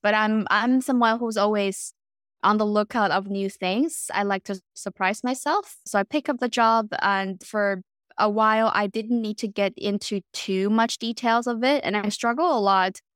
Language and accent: English; Beijing, China; moved away as an adult; also born or lived in North America / Europe; now in Canada; I was born and raised in Beijing, and then later on spent my entire adulthood abroad, um, in North America and Europe. So right now I'm in West Coast, Canada.